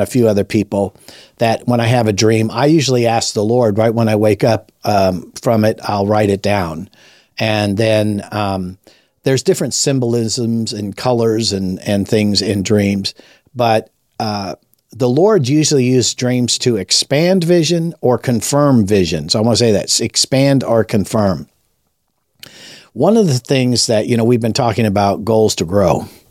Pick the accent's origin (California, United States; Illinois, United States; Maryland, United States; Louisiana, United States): California, United States; Los Angeles; moved away as an adult; also born or lived in Lake Tahoe; I was raised in Los Angeles, Southern California